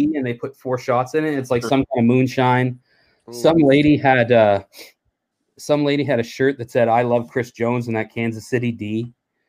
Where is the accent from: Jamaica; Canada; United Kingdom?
Canada; we're from Canada